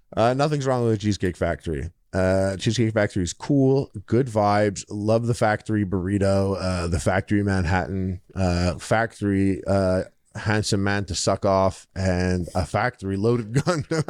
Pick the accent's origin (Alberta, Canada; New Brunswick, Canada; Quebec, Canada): Quebec, Canada; Montreal; I'm from Montreal.